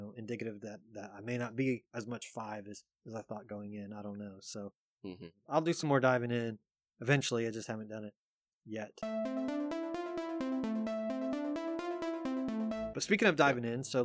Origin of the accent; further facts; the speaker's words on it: East Coast, United States; I grew up on the East Coast